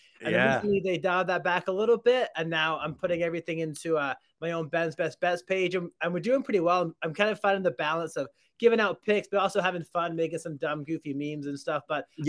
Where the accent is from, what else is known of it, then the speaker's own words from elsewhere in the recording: Truro, Nova Scotia, Canada; I grew up just outside of Halifax, just outside of this town called Truro, Nova Scotia.